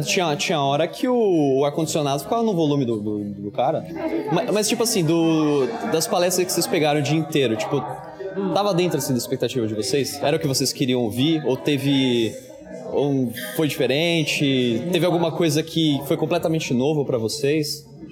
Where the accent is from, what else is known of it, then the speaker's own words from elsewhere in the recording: São Paulo, Brazil; Eu sou de São Paulo